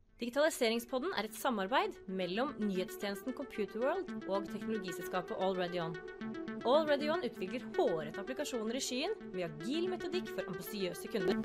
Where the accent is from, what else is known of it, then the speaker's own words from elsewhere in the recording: Gol, Buskerud, Norway; moved away; jeg vokste opp på Gol